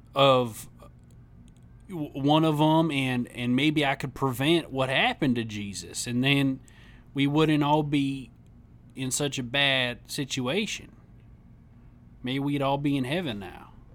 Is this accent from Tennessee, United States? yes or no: yes; Tennessee, United States; I grew up in Tennessee.